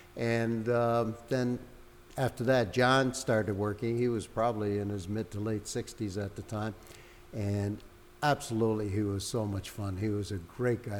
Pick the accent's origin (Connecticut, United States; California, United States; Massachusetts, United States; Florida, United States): Connecticut, United States; Hartford; moved away as an adult; also born or lived in Nova Scotia; I'm from Hartford originally, but I was living up there